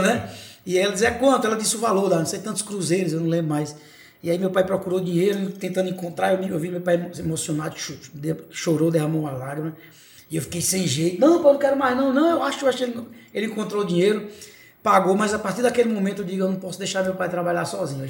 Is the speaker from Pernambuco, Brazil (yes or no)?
yes; Serra Talhada, Pernambuco, Brazil; sou natural de Serra Talhada